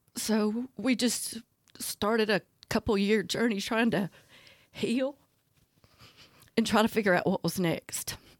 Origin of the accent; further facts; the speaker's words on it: Talladega, Alabama, United States; I'm originally from Talladega, so I like guns